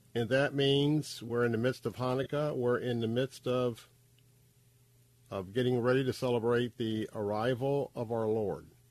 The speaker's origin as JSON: {"language": "English", "town": "Tampa", "region": "Florida", "country": "United States", "tie": "born or raised there", "said": "I grew up right here in Tampa, Florida"}